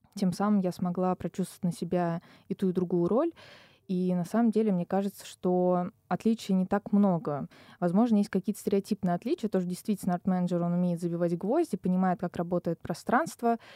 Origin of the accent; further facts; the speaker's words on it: Kazan, Tatarstan, Russia; moved away as an adult; now in Moscow, Russia; я из Казани